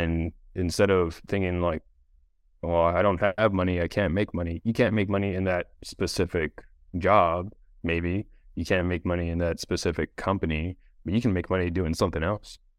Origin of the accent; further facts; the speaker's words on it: Hawaii, United States; I grew up in Hawaii, so, like, swimming was just part of life